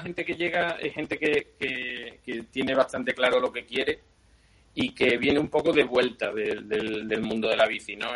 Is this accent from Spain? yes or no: yes; Seville, Andalusia, Spain; now in A Coruña, Spain; notaréis por mi acento que no soy, no soy de aquí de Galicia, soy de Sevilla